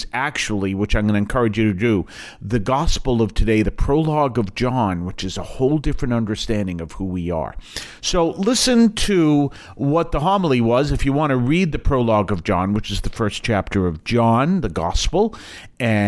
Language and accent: English; Weymouth, Massachusetts, United States; I came from Weymouth